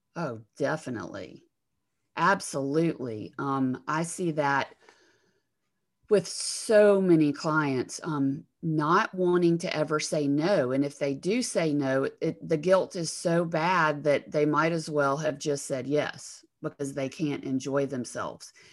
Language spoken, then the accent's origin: English; Alabama, United States; accent: Southern; I'm from Alabama